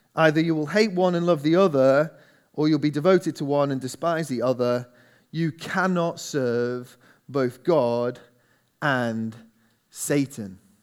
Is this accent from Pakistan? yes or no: no; England, United Kingdom; we're English